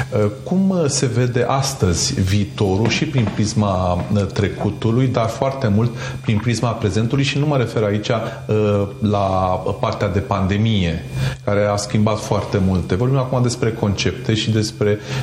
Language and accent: Romanian; Romania; Noi, ca și români